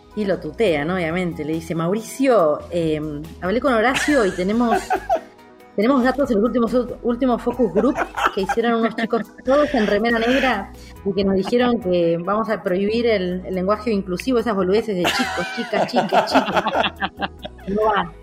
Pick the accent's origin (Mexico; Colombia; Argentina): Argentina; Mar del Plata, Buenos Aires Province; moved away as an adult; also born or lived in Madrid, Spain / Boston, United States / Cambridge, United States; now in Buenos Aires, Argentina; cuando era chica vivía en Mar del Plata en ese momento, no tenía 12 años, 13 años